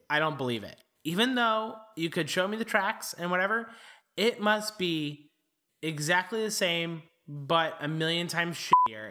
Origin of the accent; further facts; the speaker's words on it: St. Louis, Missouri, United States; I grew up in Saint Louis